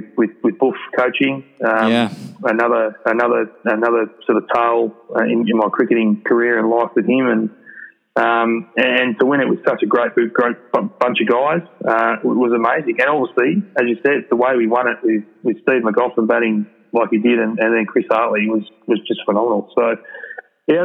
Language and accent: English; South Australia, Australia; moved away as an adult; also born or lived in Queensland; For me, growing up in South Australia